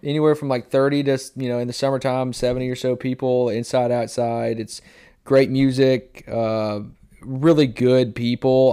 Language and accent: English; Bellevue, Tennessee, United States; now in Dickson, United States; I grew up in Bellevue